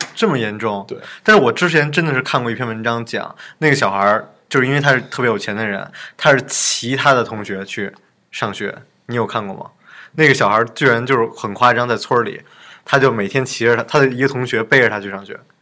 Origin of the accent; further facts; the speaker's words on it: China; 我们中国人